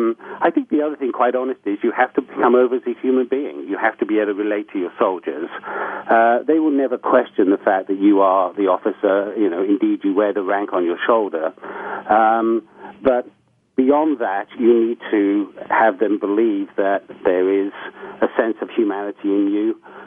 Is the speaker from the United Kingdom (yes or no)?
yes; United Kingdom; I'm a British national. I was born into a military family and therefore have led a somewhat eclectic life.